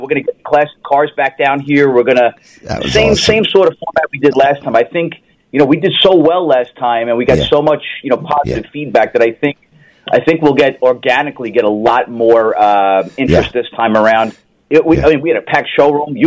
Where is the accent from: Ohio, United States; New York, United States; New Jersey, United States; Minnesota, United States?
New York, United States; New York City; I grew up poor in the Bronx, 9 brothers and sisters in 2 bedrooms